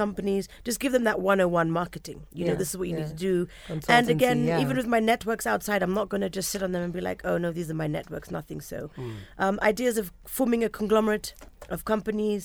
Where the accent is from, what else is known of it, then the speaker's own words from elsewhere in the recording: Kenya; Just being a Kenyan